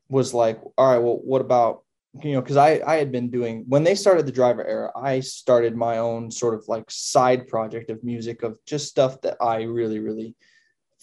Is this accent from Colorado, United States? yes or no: yes; Colorado, United States; moved away; also born or lived in California; I was born in Colorado, but I lived in California for about 15 years. And now I'm officially back